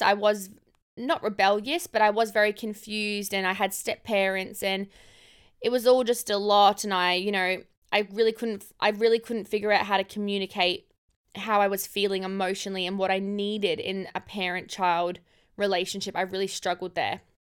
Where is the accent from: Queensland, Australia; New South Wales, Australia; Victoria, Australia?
Queensland, Australia; Cairns; moved away; also born or lived in Gold Coast; I grew up in Cairns. I grew up in far north Queensland